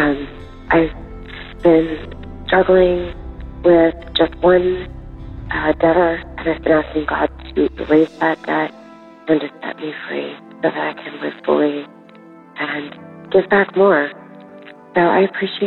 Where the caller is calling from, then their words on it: California, United States; I'm calling from California